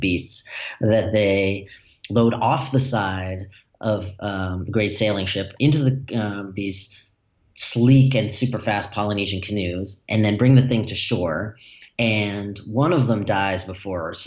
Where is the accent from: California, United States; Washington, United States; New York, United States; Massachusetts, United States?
Massachusetts, United States; Newton; where I grew up in Newton, Massachusetts.